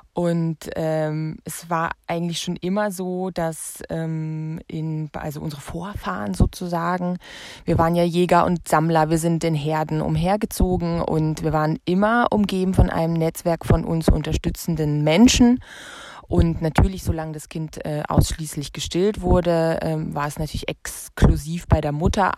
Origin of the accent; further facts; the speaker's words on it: Germany; ich komme aus der DDR